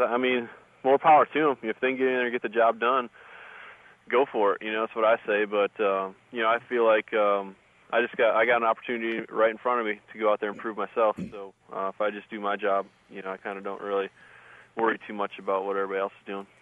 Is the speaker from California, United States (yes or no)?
no; Wisconsin, United States; moved away; I grew up in Wisconsin